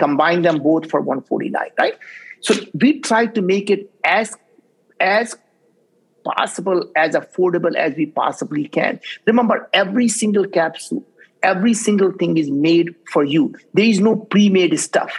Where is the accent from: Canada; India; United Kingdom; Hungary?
India; English is a second language; now in United States; I grew up in India